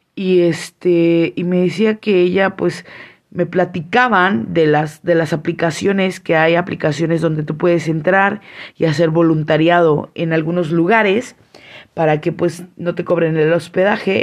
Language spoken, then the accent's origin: Spanish; San Cristóbal de las Casas, Chiapas, Mexico; now in Tuxtla Gutiérrez, Mexico; venía de la ciudad de Tuxtla Gutiérrez, que es donde vivo, pero pues soy de San Cristóbal.